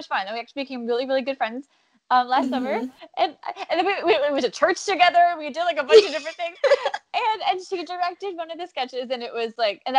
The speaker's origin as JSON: {"language": "English", "town": "Boca Raton", "region": "Florida", "country": "United States", "also_born_or_lived": "Orlando, Florida", "moved": "yes", "lives_now": "New York City, United States", "said": "I am from Boca Raton, Florida, South Florida"}